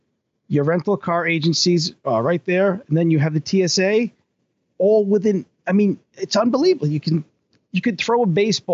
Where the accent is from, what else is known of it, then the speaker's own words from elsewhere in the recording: Tiverton, Rhode Island, United States; now in Middleborough, United States; Yes, exactly. I was raised in Rhode Island, a little town called Tiverton, Rhode Island.